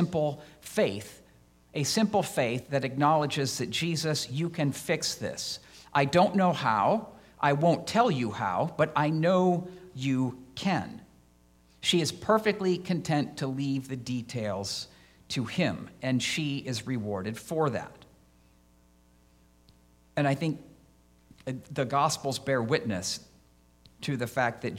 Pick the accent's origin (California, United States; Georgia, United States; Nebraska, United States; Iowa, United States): Iowa, United States; moved away as an adult; also born or lived in Chicago; now in Illinois, United States; I had applied to Iowa State since I grew up in Iowa